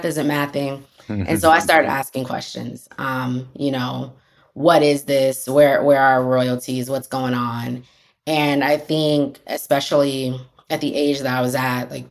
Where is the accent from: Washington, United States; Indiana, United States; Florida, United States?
Florida, United States; Tampa; I grew up in Tampa Bay, Florida